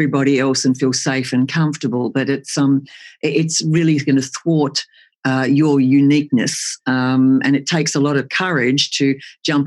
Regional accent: outback Queensland, Australia; also born or lived in Tasmania; I was born in Tassie but grew up in the outback in Queensland

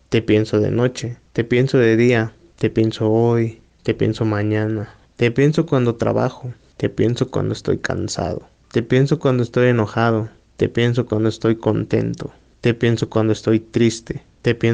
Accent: Naranjos, Veracruz, Mexico; yo vengo de Zaragoza, Naranjos, Veracruz.

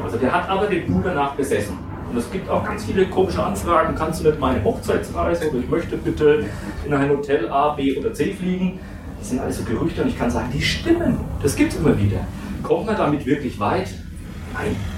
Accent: Franconia, Bavaria, Germany; accent: Franconian; weil ich bin ein Franke, man hört das kaum

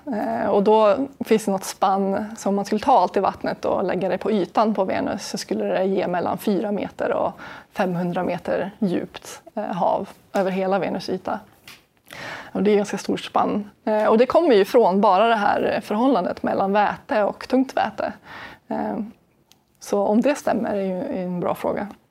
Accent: Sweden; vi är en minoritet svenskar i min forskargrupp i Kiruna

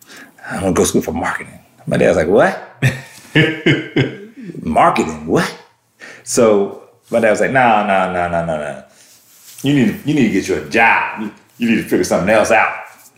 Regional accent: Germany; You know, we lived all around the world. Life was good. You know, I grew up in Germany for a good part.

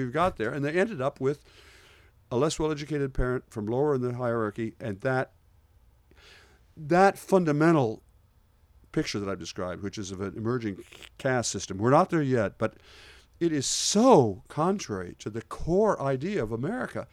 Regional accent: Port Clinton, Ohio, United States; moved away; When I was growing up in Port Clinton

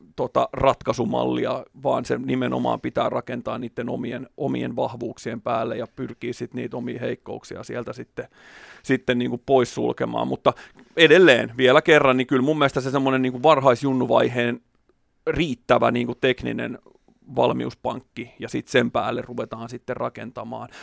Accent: Porvoo, Uusimaa, Finland; eri seuroissa kotikonnuilla Porvoossa

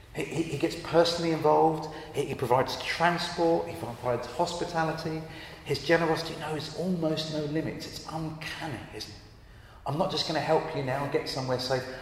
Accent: Brighton, South East England, United Kingdom; I grew up in Brighton uh, on the south coast.

